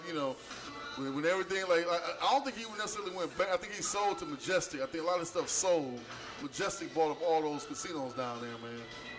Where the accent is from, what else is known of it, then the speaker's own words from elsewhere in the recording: Gary, Indiana, United States; now in Indianapolis, United States; Right, I'm not from Indianapolis. You know what I'm saying? I'm from Gary, Indiana.